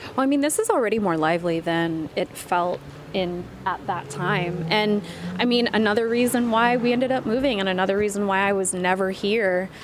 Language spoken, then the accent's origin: English; Vallejo, California, United States; now in Bay Area, United States; We're in my hometown